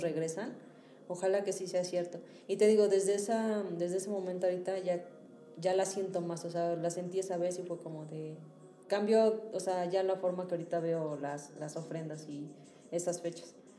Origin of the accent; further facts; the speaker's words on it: Hidalgo, Mexico; moved away; en Hidalgo, que digo que es mi pueblo